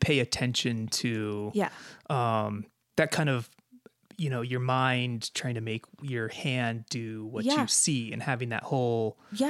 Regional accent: Aspen, Colorado, United States; I grew up near Aspen, Colorado, which have amazing museums.

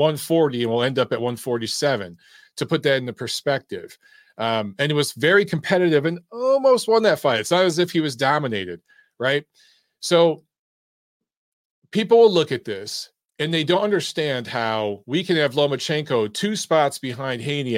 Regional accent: United States; The closest is me because I'm part Eastern European, but I'm American.

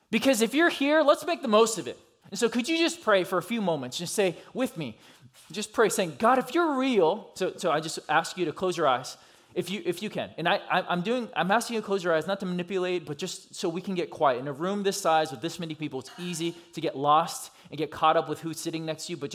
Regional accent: California, United States; also born or lived in Georgia; now in Minneapolis, United States; I grew up in California and Georgia, and I just kind of rep which one ever

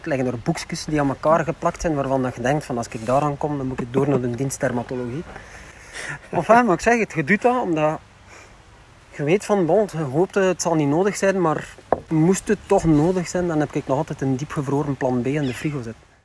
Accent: West Flanders, Belgium; zeker in de West-Vlaanderen, waar ik vandaan kom

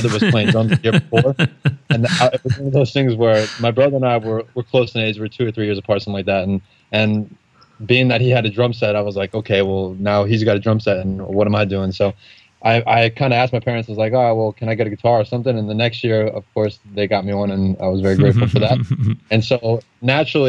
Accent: Deltona, Florida, United States; moved away as an adult; now in Staten Island, New York, United States; I was born and raised in Florida, same house my whole life. And when I turned 19, I decided to move to New York

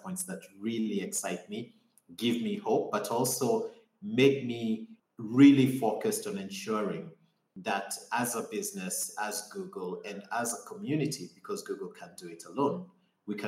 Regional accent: Limuru, Kiambu County, Kenya; moved away as an adult; also born or lived in Nairobi, Kenya / California, United States; I grew up on the outskirts of Nairobi in Limuru, in a place called Riara Ridge in Tigoni

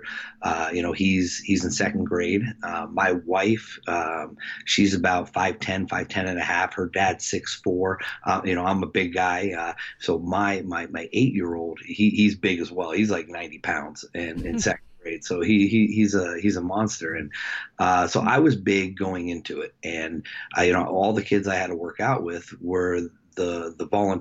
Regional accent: Lakewood, New Jersey, United States; also born or lived in Jackson; we moved from Jackson to Lakewood

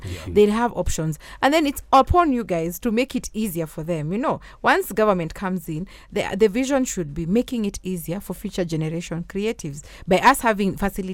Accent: Nairobi, Kenya; when I was growing up in Kilimani Primary, we had sports days

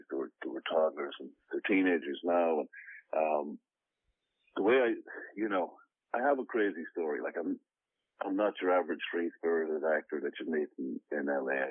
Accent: Ireland; moved away as an adult; now in United States; born and raised in Ireland

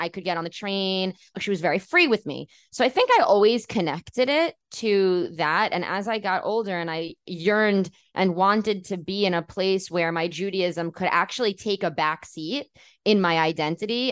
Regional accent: New York City, New York, United States; moved away as an adult; now in Tel Aviv, Israel; growing up in New York City where there's a huge Jewish community

